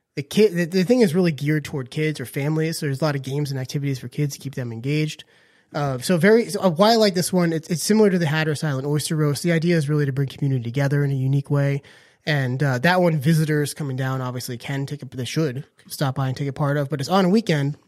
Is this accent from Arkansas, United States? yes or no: no; Northern Virginia, United States; now in Outer Banks, United States; I grew up in Northern Virginia, and there is a town called Clifton